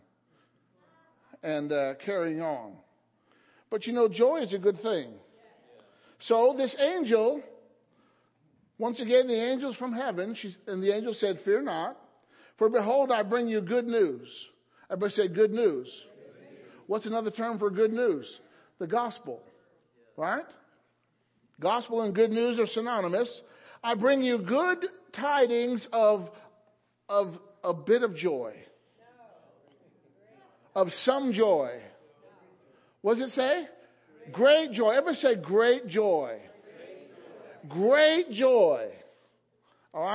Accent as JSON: {"language": "English", "region": "Illinois", "country": "United States", "tie": "born or raised there", "moved": "yes", "lives_now": "Palmyra, United States", "said": "The church that I grew up in Illinois"}